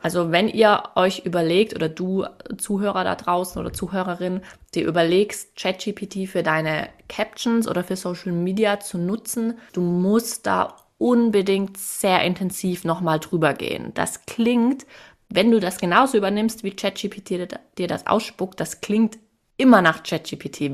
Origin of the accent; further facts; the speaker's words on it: Swabia, Germany; Ich bin als Schwäbin